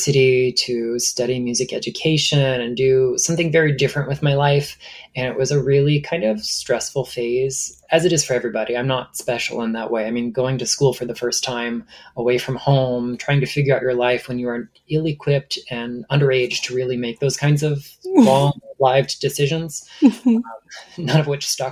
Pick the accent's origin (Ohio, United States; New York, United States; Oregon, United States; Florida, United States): Florida, United States; Stuart; my hometown of Stuart, Florida